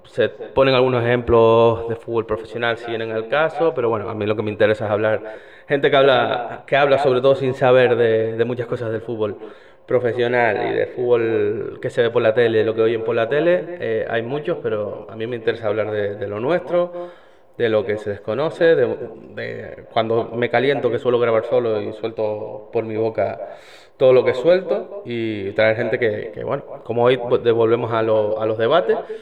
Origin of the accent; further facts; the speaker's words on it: Icod de los Vinos, Canary Islands, Spain; me crié en esa grada y me, me crié viendo un equipo que iba de rojo